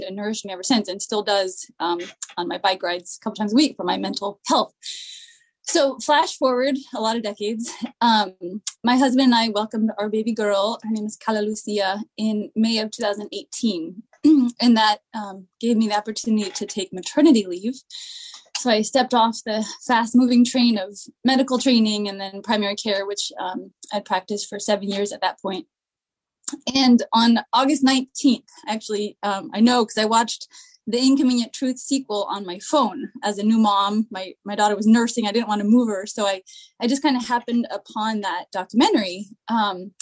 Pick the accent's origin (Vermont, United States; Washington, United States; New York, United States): Washington, United States; Seattle; now in East Bay, United States; So I grew up in Seattle, and when I was 9, I was given a not so friendly new stepdad